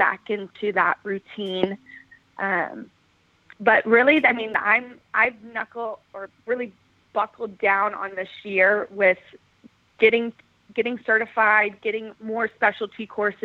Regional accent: Dallas, Texas, United States; also born or lived in Seattle; I'm from Dallas

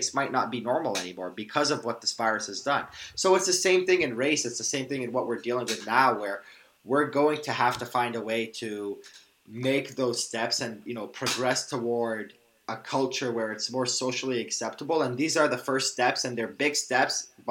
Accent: Canada; I'm Arab Canadian. My parents are from Iraq. I'm first generation born

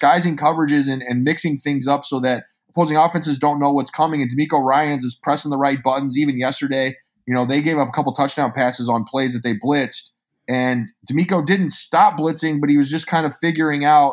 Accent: Illinois, United States; I'm growing up in Illinois

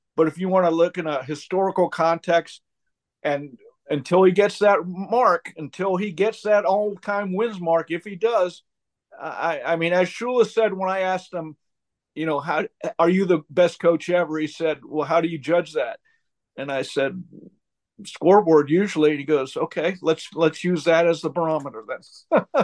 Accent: Columbus, Ohio, United States; moved away; I grew up in Columbus, Ohio

